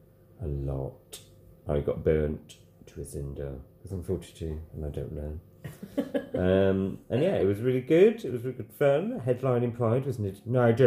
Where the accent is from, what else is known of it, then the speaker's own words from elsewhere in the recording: Sheffield, Yorkshire and the Humber, United Kingdom; I'm from Sheffield